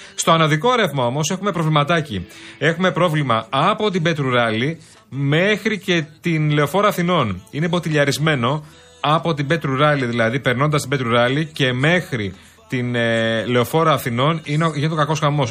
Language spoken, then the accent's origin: Greek; Athens, Attica, Greece; εμεί που είμαστε Αθηναίοι